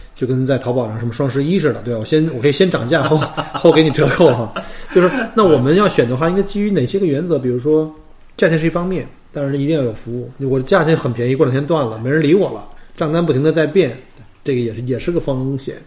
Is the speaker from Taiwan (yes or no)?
no; China; now in Australia; 所以我们中国人叫薄利多销